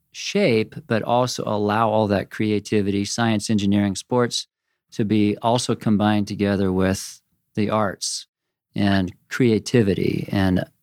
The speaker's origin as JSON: {"language": "English", "region": "Pacific Northwest", "country": "United States", "tie": "born or raised there", "said": "Oregon and Washington State."}